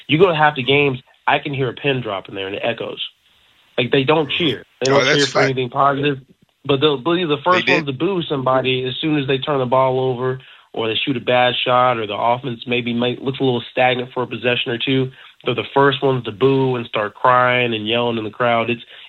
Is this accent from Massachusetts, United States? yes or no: no; North Carolina, United States; I grew up in North Carolina.